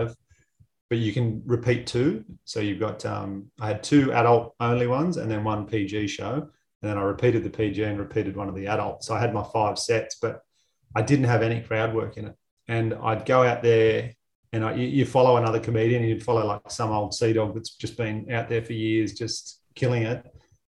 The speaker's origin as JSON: {"language": "English", "town": "Batemans Bay", "region": "New South Wales", "country": "Australia", "tie": "born or raised there", "said": "I grew up in Batemans Bay on the South Coast, and real rugby league heartland."}